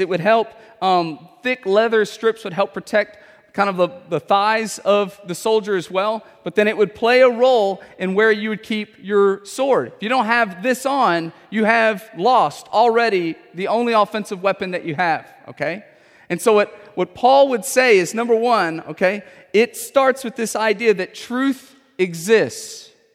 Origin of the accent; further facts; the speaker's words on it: Houston, Texas, United States; I have grown up in Houston my whole life